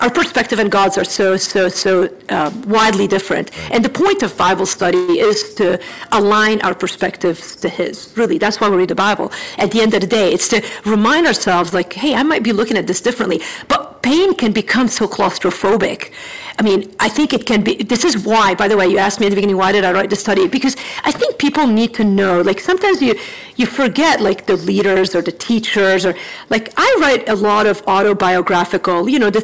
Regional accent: United States; also born or lived in Chicago

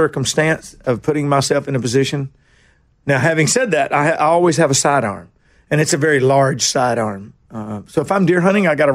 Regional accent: Nashville, Tennessee, United States; also born or lived in Kingston Springs; I'm from Nashville. I was born in General Hospital down here

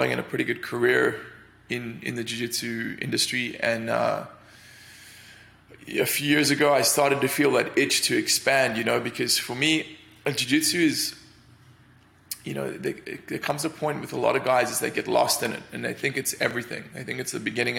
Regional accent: Cape Town, Western Cape, South Africa; moved away as an adult; also born or lived in London; now in United States; I grew up in Cape Town, which is a city right at the tip

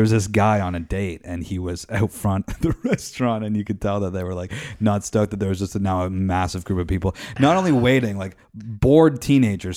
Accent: Canada; We're Canadian

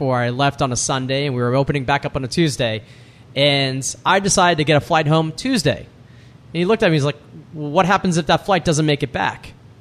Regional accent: New York, United States; moved away; also born or lived in Maine; I'm from New York. Grew up there, and I was just in love with the city

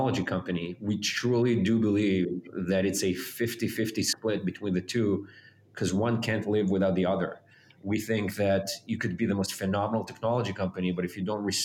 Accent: Israel; moved away as an adult; now in United States; I was born and raised in Israel.

